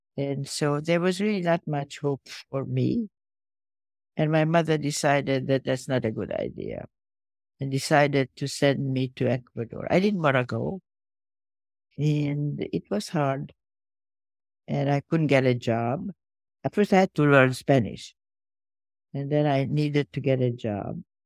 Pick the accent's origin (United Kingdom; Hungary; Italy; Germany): Hungary; Budapest; moved away; I was born in Budapest